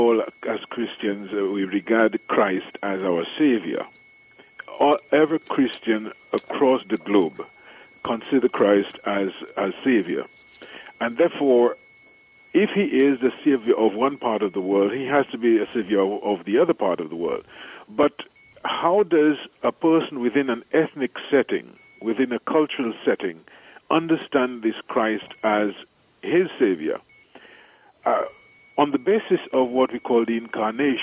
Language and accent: English; St. Lucia; moved away as an adult; also born or lived in Trinidad / Chicago / Rome; now in Dominica; I am from the island of St. Lucia. I was born in St. Lucia